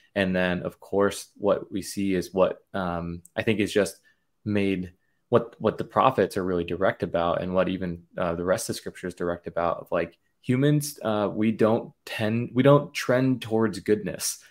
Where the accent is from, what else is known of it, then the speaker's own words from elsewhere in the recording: United States; as an American, as a Christian